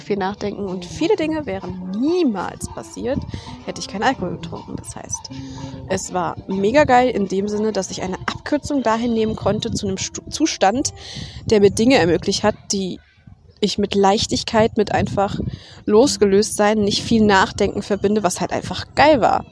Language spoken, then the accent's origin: German; Germany; ich bin in Deutschland aufgewachsen